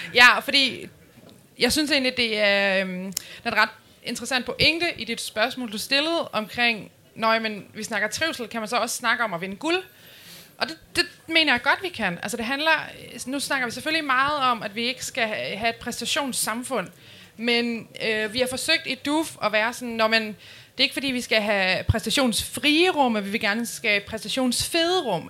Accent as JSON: {"language": "Danish", "town": "Nyborg", "region": "Southern Denmark", "country": "Denmark", "moved": "as an adult", "lives_now": "Aarhus, Denmark", "said": "jeg skulle flytte fra, fra Nyborg, hvor jeg er fra, øh, til Aarhus"}